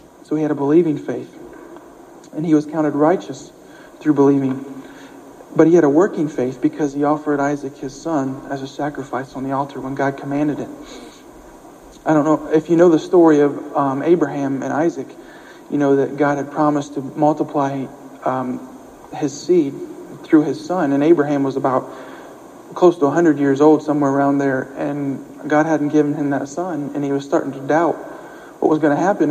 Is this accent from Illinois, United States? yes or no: no; Ohio, United States; also born or lived in Springfield, Missouri; now in Irving, United States; I'm from Ohio